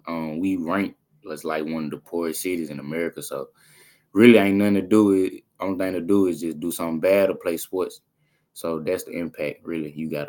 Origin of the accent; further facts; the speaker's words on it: Durant, Mississippi, United States; Yeah, I'm from Durant.